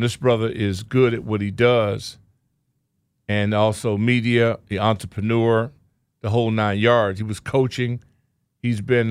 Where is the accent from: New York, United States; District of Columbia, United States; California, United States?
District of Columbia, United States; Washington; here in my hometown